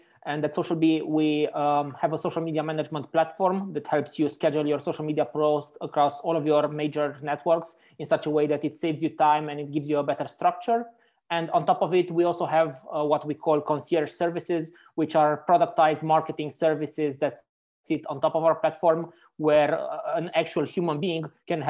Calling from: Frankfurt, Hesse, Germany; I'm calling from Frankfurt in Germany right now.

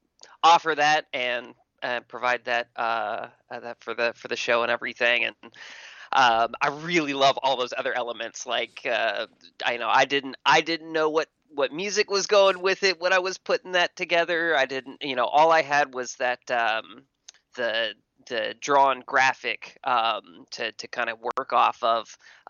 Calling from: Texas, United States; Hey, Matt. … from Texas.

